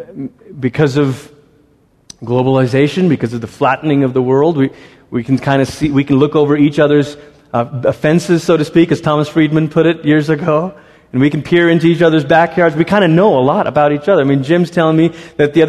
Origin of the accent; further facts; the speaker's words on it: Malaysia; I grew up in Malaysia